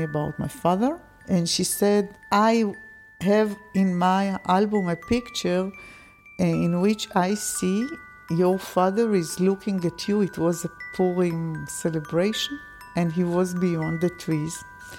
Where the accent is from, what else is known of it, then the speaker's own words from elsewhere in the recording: Israel; I'm not second generation. I was born in Israel and I'm an Israeli.